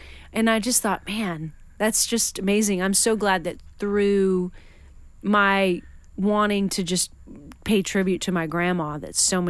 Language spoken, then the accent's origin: English; Western Washington, United States; moved away; also born or lived in Nashville; I mean, I grew up in Washington State